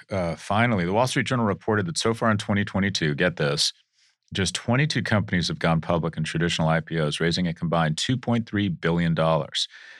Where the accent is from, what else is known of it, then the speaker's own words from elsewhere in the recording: United Kingdom; I'm British, so I want some cream and sugar.